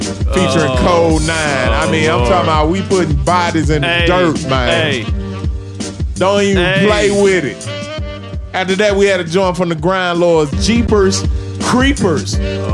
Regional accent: Memphis, Tennessee, United States; Murder Capital episode of Southern Vanguard. I'm from Memphis.

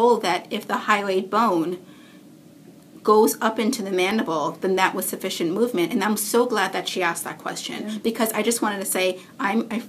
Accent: Canada; I'm Canadian

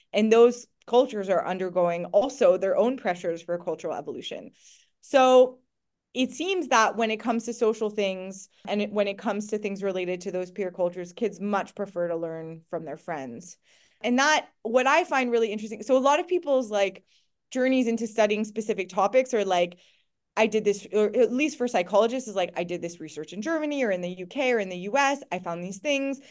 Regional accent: Montreal, Quebec, Canada; moved away as an adult; now in United Kingdom; I grew up in Canada. I loved being in Canada. It was a great place to go to grow up. Montreal, as a teenager

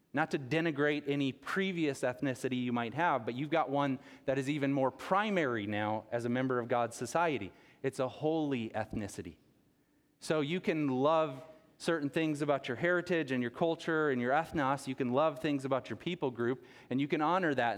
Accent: Rockton, Illinois, United States; also born or lived in Rockford, Illinois; grew up here on the tree farm in, in Rockton.

